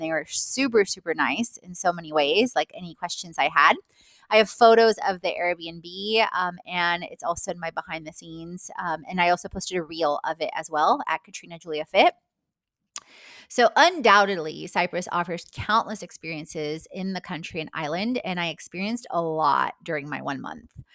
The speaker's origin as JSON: {"language": "English", "country": "Poland", "tie": "born or raised there", "moved": "yes", "said": "my Polish passport is expired, even though I was born in Poland"}